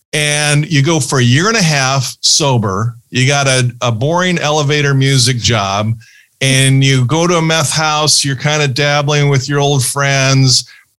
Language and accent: English; Ohio, United States; born there; But Anthony was born in Ohio. I was born in Ohio.